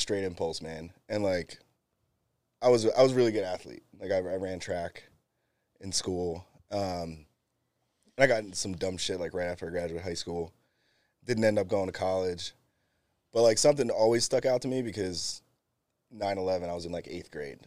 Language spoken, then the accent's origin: English; Bristol, Pennsylvania, United States; moved away as an adult; also born or lived in California; I grew up in Bristol, and then, uh, two thousand four came, graduated